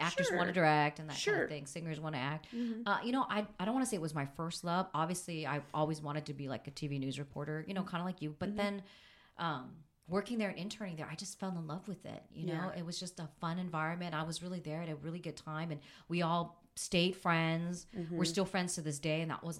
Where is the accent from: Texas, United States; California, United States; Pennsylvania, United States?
California, United States; I mean, I grew up in Southern California.